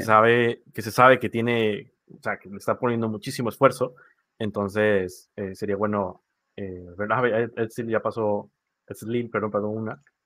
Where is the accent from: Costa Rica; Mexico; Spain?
Costa Rica; moved away as an adult; now in Panama; Sí, yo soy costarricense, estoy en Panamá eh, desde hace tres años